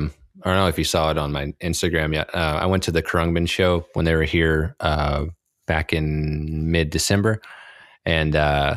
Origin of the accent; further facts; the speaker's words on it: Texas, United States; did I mention I'm from Texas? Did I tell you that?